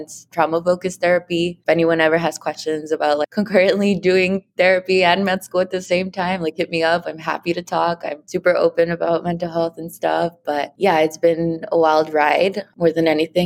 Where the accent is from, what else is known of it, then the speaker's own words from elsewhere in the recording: Los Angeles, California, United States; Growing up in San Pedro next to the ocean and with the aquarium